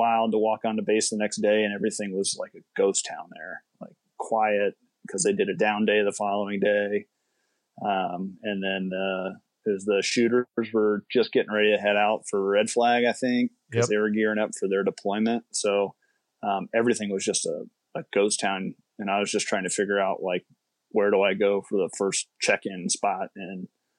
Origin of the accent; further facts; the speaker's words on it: just outside of Dayton, Ohio, United States; moved away as an adult; also born or lived in Hillsdale, Michigan / Lewisburg, West Virginia; I grew up just outside of Dayton, Ohio, in a small little suburb.